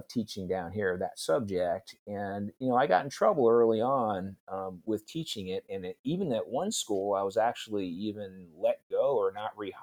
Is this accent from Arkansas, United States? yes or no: no; upstate New York, United States; moved away as an adult; also born or lived in Oregon / Madison, Wisconsin; now in Alabama, United States; I was born and raised in upstate New York